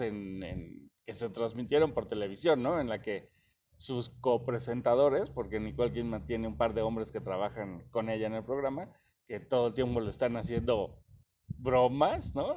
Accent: Mexico; nosotros como mexicanos

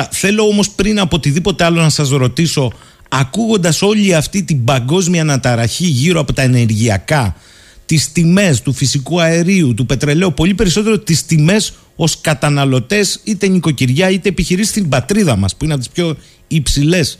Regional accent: Alexandroupoli, Eastern Macedonia and Thrace, Greece; την Τρίτη που έρχεται ο Πρωθυπουργό εδώ στην πατρίδα μου, την Αλεξανδρούπολη

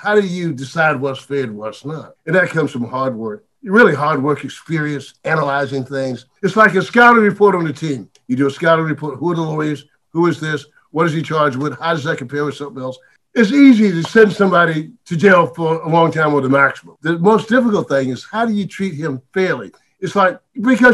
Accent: Dillon, South Carolina, United States; I'm born and raised in Dillon

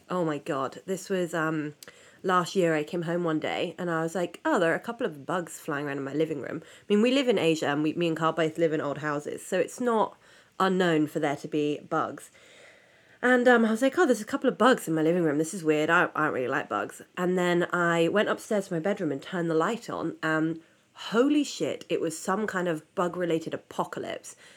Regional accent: United Kingdom; I'm British

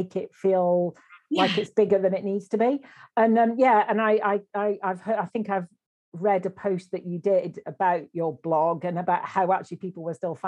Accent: Lancashire, North West England, United Kingdom; as a Lancastrian

